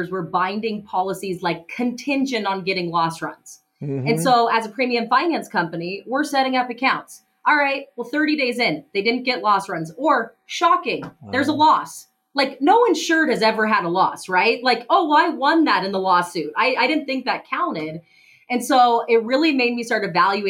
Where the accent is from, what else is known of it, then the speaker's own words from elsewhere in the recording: Missoula, Montana, United States; I'm from Missoula, Montana. I was born and raised here.